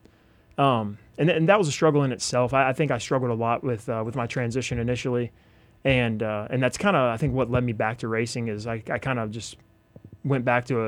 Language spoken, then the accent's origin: English; Mooresville, North Carolina, United States; moved away as an adult; also born or lived in Japan; I'm from Mooresville originally